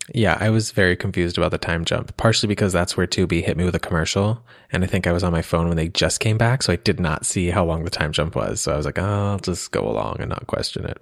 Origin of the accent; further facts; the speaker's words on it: Pennsylvania, United States; I'm from Pennsylvania